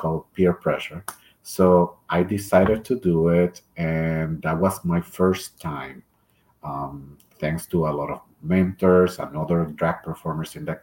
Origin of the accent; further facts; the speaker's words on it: Puerto Rico; English is a second language; moved away as an adult; now in Boise, United States; I am from the beautiful island of Puerto Rico, born and raised there, lived all my life, and moved here to Boise